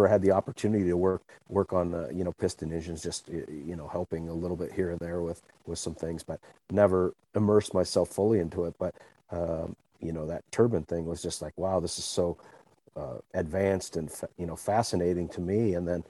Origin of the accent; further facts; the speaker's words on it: Seattle, Washington, United States; I grew up in Seattle area in Queen Anne